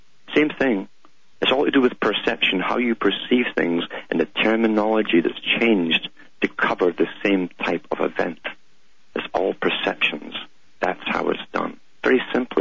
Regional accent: United Kingdom; growing up in Britain

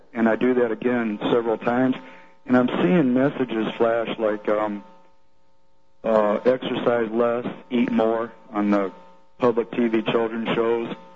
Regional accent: Livonia, Michigan, United States; now in Arkansas, United States; I grew up in Livonia

